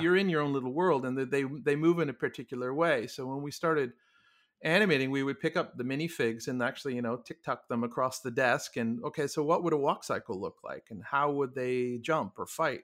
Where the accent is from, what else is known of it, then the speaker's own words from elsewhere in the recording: Toronto, Ontario, Canada; moved away as an adult; also born or lived in Montreal / Ottawa / New Zealand / California; born, born and raised in Toronto and went to university in Montreal.